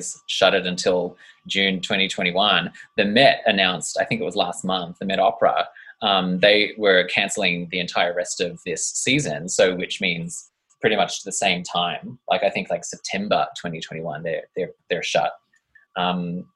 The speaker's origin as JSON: {"language": "English", "town": "Traralgon", "region": "Victoria", "country": "Australia", "tie": "born or raised there", "said": "I grew up in little old Traralgon, which is in Victoria."}